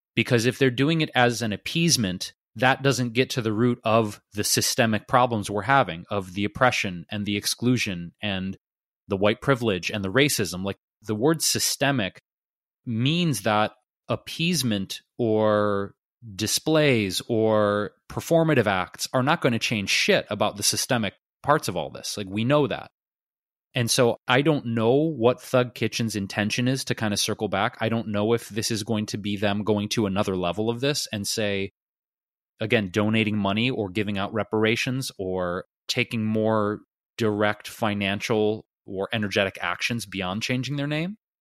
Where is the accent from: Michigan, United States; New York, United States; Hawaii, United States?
Michigan, United States; Detroit; my hometown, Detroit